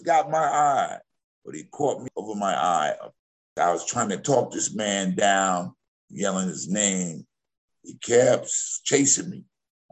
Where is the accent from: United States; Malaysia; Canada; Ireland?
United States; New Rochelle, New York; I was a lifeguard for 6 years in my hometown, New Rochelle.